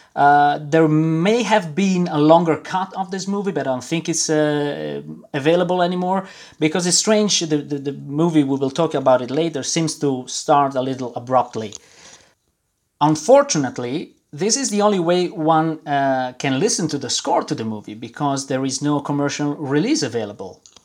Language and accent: English; Milan, Lombardy, Italy; moved away as an adult; now in Brussels, Belgium; I was born and raised in Milan, uh, in Italy. Uh, I moved uh, when I was 24 to Belgium